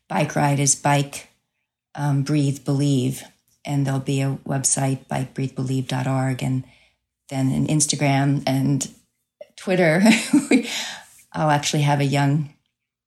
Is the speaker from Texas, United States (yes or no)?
no; Crowley, Louisiana, United States; moved away as an adult; also born or lived in New Jersey; my hometown for Easter weekend in Crowley, Louisiana